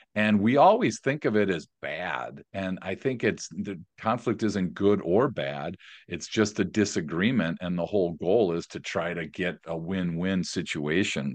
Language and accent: English; Milwaukee, Wisconsin, United States; also born or lived in San Diego; Born and raised in Milwaukee